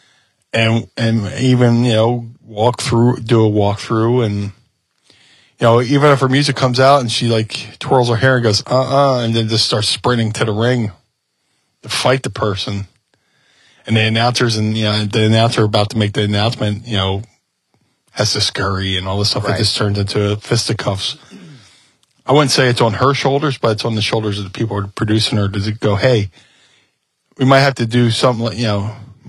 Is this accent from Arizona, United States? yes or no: no; Atlantic City, New Jersey, United States; also born or lived in Gloucester City, New Jersey; I grew up in Atlantic City